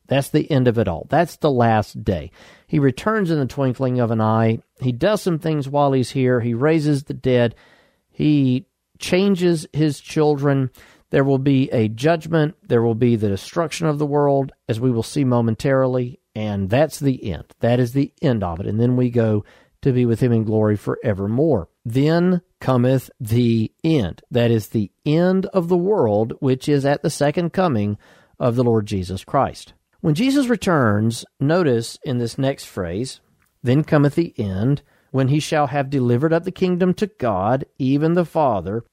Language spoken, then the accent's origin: English; United States; born or raised there